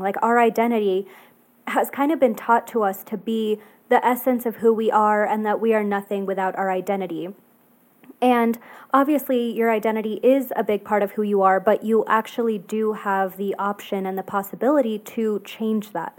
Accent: Texas, United States; I grew up in Texas, and so it's definitely, like, Southern

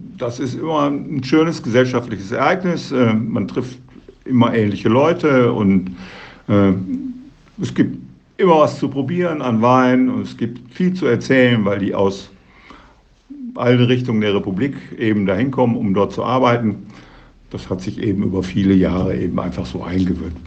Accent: Duisburg, North Rhine-Westphalia, Germany; Ich bin gebürtig in Duisburg und lebe mein ganzes Leben bis auf eine ganz kurze Zeit von zwei Jahren in meiner Jugend immer in dieser Stadt.

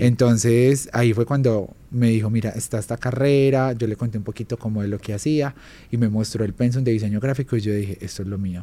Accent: Armenia, Quindío, Colombia; moved away as an adult; yo soy de Armenia Quindío, soy del eje cafetero, entonces vengo como de una tierra súper pequeña, pero súper hogareña

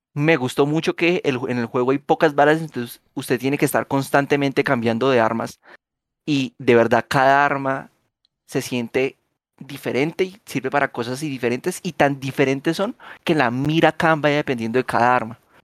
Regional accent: Colombia; usted y yo somos colombianos y nacimos en los 90

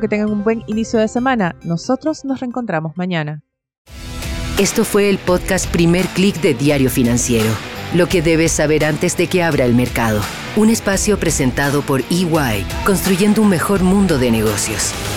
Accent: Ecuador; now in Chile; en Ecuador, mi país natal

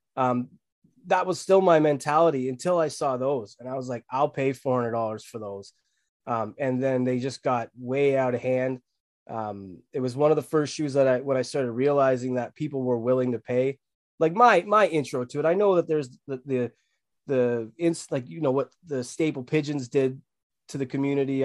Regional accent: Barrie, Ontario, Canada; I'm from Barrie, Ontario

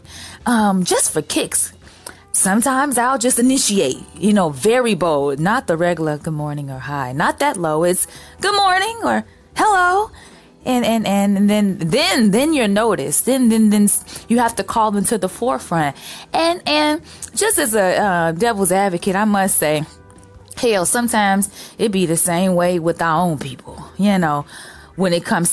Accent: Chicago, Illinois, United States; I'm from Chicago. I'm from a major city

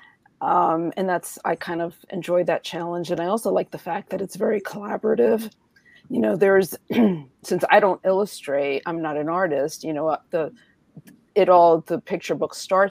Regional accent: New York City, New York, United States; I grew up in Washington Heights in New York City

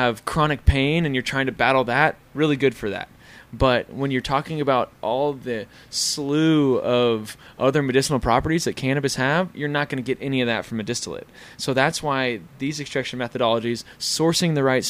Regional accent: Tulsa, Oklahoma, United States; Tulsa, Oklahoma

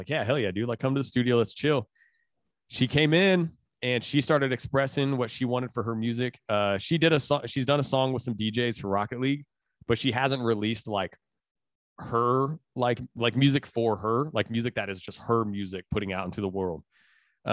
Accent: Indiana, United States; I'm from Indiana, I'm straight out of the Midwest.

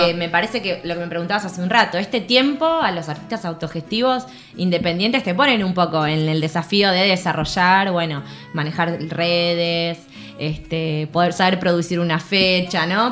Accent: San Fernando, Buenos Aires Province, Argentina; yo soy una cantora de acá, nací en San Fernando, cerca al río

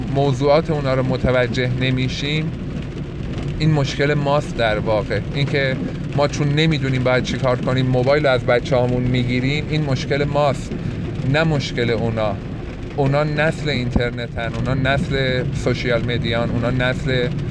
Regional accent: Yazd, Yazd Province, Iran; moved away as an adult; توی همون یزد خودمون باید یه رشته ای را انتخاب بکنم

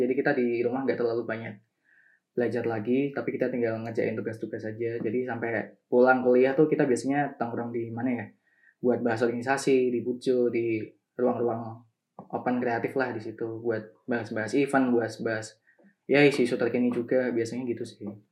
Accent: Semarang, Central Java, Indonesia; asal aku kan dari Semarang juga jadi aku milih buat di kantor Semarang

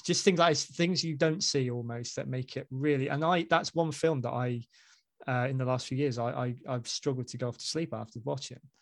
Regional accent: Basingstoke, South East England, United Kingdom; moved away as an adult; also born or lived in Hanley; I'm from Basingstoke

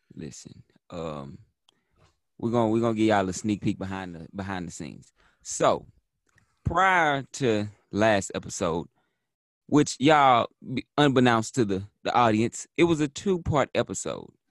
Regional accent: Texas, United States; I'm from Texas, so I'm from the country of Texas

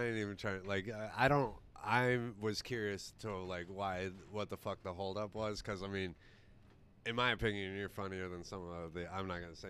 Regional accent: Rhinelander, Wisconsin, United States; Because he knew I'm from Rhinelander.

